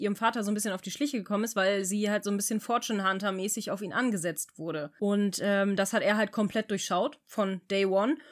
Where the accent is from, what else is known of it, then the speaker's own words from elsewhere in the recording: Bremen, Germany; bei uns in Bremen